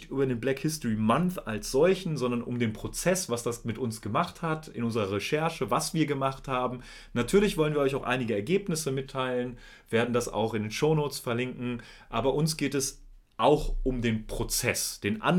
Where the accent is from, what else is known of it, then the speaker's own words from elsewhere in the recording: Germany; wir sind weiß. Und wir sind aus Deutschland, also aus Europa.